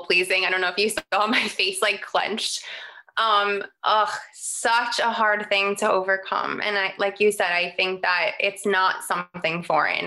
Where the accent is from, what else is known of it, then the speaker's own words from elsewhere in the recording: New York City, New York, United States; moved away; I grew up in New York on Staten Island